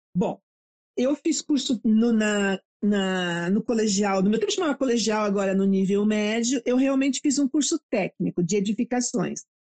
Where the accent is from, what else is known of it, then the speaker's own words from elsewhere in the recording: Brazil; also born or lived in England; Adoro o Brasil, adoro a minha terra, adoro minha comida